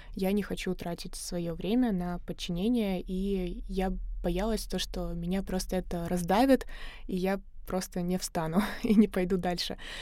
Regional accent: Samara Oblast, Russia; moved away as an adult; also born or lived in Saint Petersburg; я из Самарской области, и в 17 лет, когда я закончила школу, приехала в Питер

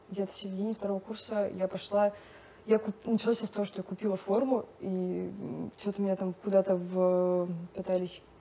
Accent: Ufa, Bashkortostan, Russia; А я же на тот момент, я приехала из Уфы, и как бы я видела вот эти кабинетики

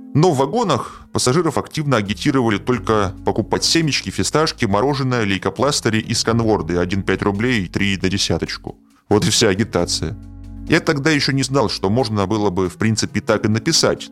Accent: Saint Petersburg, Russia; В Петербурге, откуда я родом, принято говорить шаверма

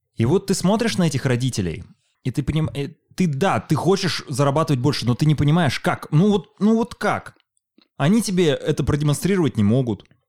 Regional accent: Chelyabinsk, Chelyabinsk Oblast, Russia; moved away; also born or lived in Moscow; Вот Челябинск, вот мой родной город

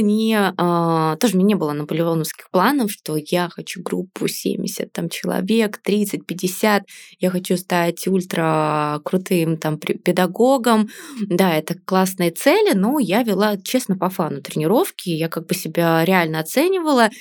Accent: Yaroslavl, Yaroslavl Oblast, Russia; moved away as an adult; now in Saint Petersburg, Russia; я из Ярославля

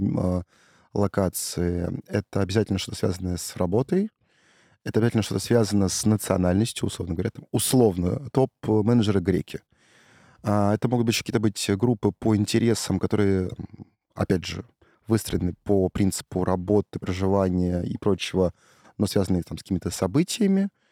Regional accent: Saint Petersburg, Russia; я из э, Петербурга

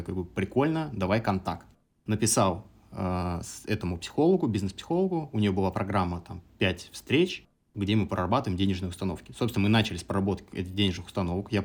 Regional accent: Samara Oblast, Russia; moved away; also born or lived in Kazakhstan / Moscow; Я родился э, в Казахстане. Я третий ребенок в семье, самый младший. И когда мне было пять, мои родители переехали в Самарскую область, 40 километров от Самары город.

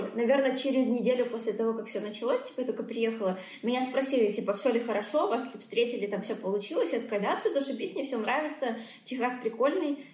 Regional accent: Belarus; moved away as an adult; also born or lived in Dubai / Moscow; я такая, из Беларуси

